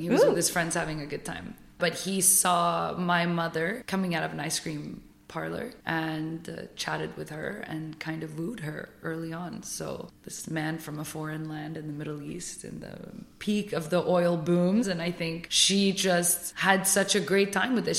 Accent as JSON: {"language": "English", "town": "Paris", "region": "Île-de-France", "country": "France", "tie": "born or raised there", "moved": "as an adult", "lives_now": "United Arab Emirates", "said": "I was born and raised in Paris"}